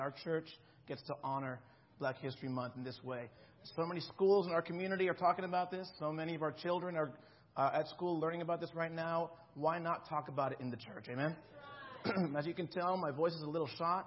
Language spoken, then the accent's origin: English; South Florida, United States; When I was growing up in Florida, I grew up in South Florida